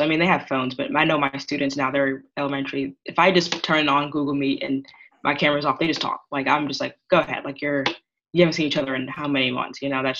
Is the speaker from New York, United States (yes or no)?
yes; Long Island, New York, United States; I'm 25 and I was alive for 9/11 and I'm from New York. So I was on Long Island when this happened.